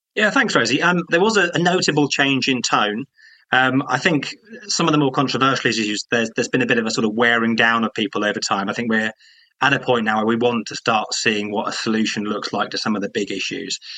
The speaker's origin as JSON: {"language": "English", "town": "Croydon", "region": "London", "country": "United Kingdom", "said": "I'm from Croydon"}